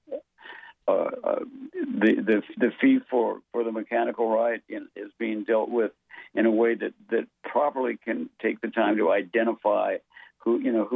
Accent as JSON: {"language": "English", "country": "United States", "said": "I'm an American songwriter"}